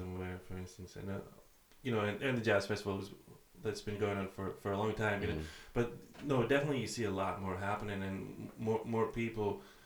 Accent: Athens, Attica, Greece; moved away as an adult; now in Aberdeen, United Kingdom; I'm from Athens, Greece

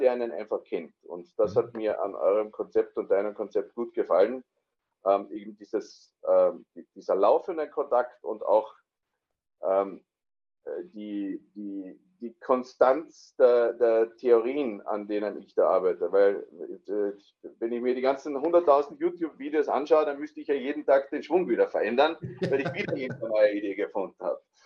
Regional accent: Austria; moved away as an adult; now in Landsberg, Germany; komme aber, wie man schon hört, äh, ursprünglich aus Österreich

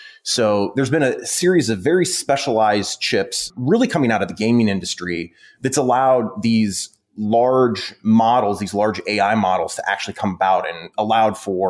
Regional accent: Midwest, United States; I'm from the Midwest

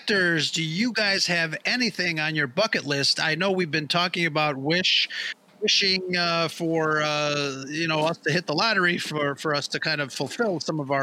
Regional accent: Chicago, Illinois, United States; I'm from Chicago

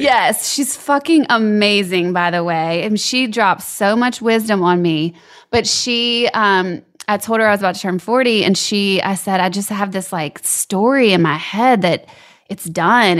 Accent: Baton Rouge, Louisiana, United States; moved away as an adult; also born or lived in Lafayette, Louisiana; I was born in Lafayette, lived there till I was eight, and then Baton Rouge through L S U

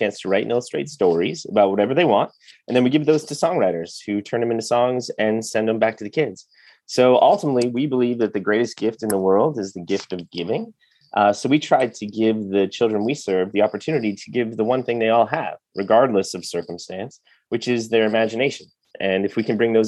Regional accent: Chicago, Illinois, United States; moved away as an adult; now in Nashville, United States; I'm from Chicago

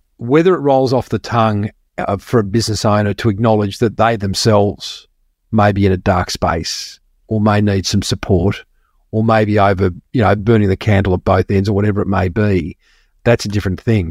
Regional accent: Melbourne, Victoria, Australia; moved away as an adult; now in Sunshine Coast, Australia; I grew up in Melbourne and moved to the sunny coast.

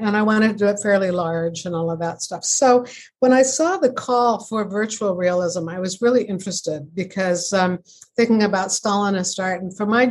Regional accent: Seattle, Washington, United States; now in Ontario, Canada; I live in Canada now in a quaint hamlet in Ontario, but I grew up in Seattle in a suburb

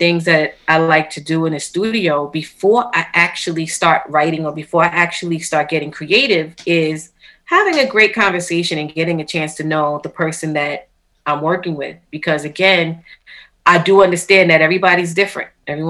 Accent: New York City, New York, United States; moved away as an adult; now in Long Island, United States; I'm born and raised in Queens, but I actually recently moved to Long Island, so I'm in Long Island now.

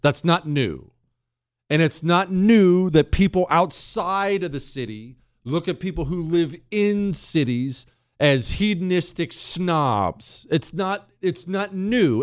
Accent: Ohio, United States; also born or lived in Montana / Houston area, Texas; now in Houston, United States; I was born in Ohio

